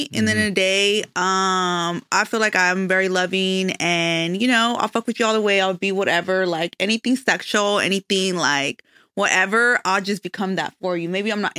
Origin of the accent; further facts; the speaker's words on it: Michoacán, Mexico; Well, I'm Mexican from Michoacan.